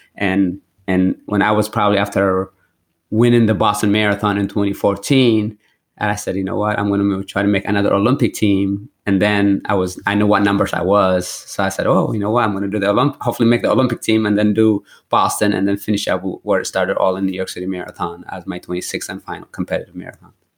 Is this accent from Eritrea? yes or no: yes; Eritrea; now in United States; I went back to my roots where I was born in Eritrea